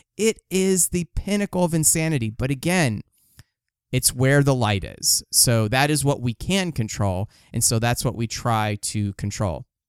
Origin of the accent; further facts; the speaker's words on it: Los Angeles, California, United States; I'm from Los Angeles